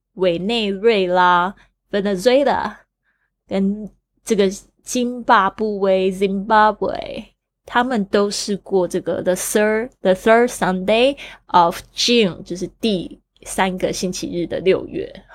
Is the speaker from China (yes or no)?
no; Taiwan; 那我在这个台湾出生长大